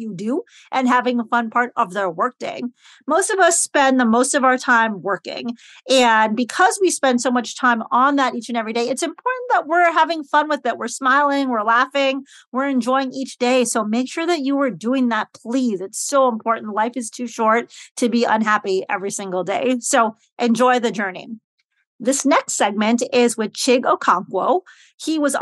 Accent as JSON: {"language": "English", "town": "Chicago", "region": "Illinois", "country": "United States", "also_born_or_lived": "Alabama", "moved": "as an adult", "said": "I'm from Chicago, but I went to Bama specifically for Bama football"}